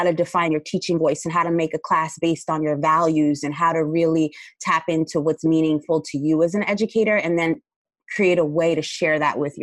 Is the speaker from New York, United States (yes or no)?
no; Paterson, New Jersey, United States; I'm from New Jersey, and I grew up in an inner city of Patterson